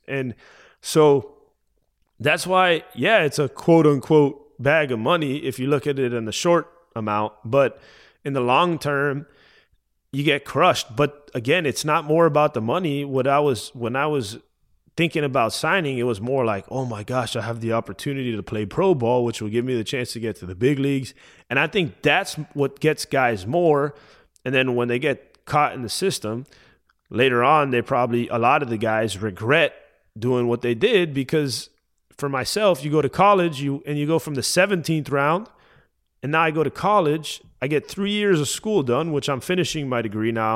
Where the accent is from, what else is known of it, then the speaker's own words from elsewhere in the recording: Miami, Florida, United States; moved away as an adult; also born or lived in Tennessee; I'm from Miami